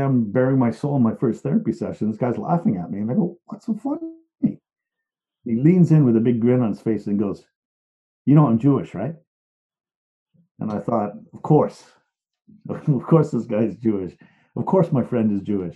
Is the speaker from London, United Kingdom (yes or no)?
no; Liverpool, North West England, United Kingdom; moved away; I'm from Liverpool